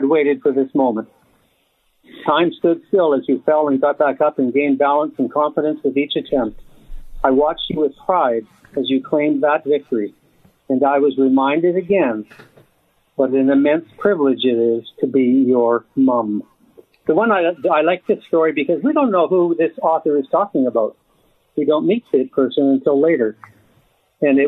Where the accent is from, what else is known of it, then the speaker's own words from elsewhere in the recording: Graham, Alabama, United States; also born or lived in Chattanooga, Tennessee; I was born in Chattanooga, Tennessee. However, I was able to spend about 6 months in Graham, Alabama, with my grandmother, uncle, and aunt. I was 6 years old when I left Chattanooga, Tennessee, to go live with my grandmother, uncle, and aunt